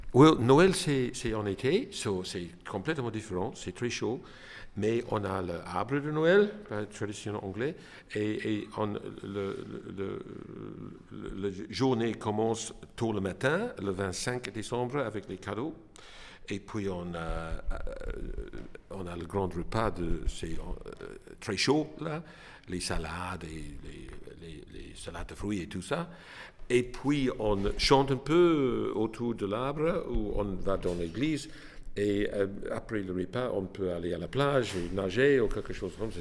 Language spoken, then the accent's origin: French; Hobart, Tasmania, Australia; French is a second language; moved away as an adult; also born or lived in Sydney, Australia; now in Homburg, Germany; Je suis né en Australie, à Hobart.